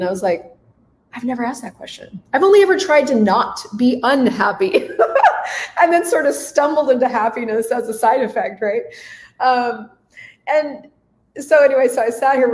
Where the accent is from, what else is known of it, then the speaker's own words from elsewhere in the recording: United States; I was in a very hippie blender cult growing up in the United States